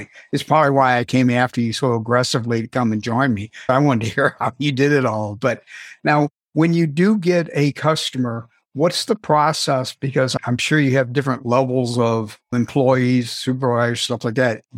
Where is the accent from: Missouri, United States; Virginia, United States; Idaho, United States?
Missouri, United States; St. Louis; moved away as an adult; I'm originally from St. Louis, Missouri.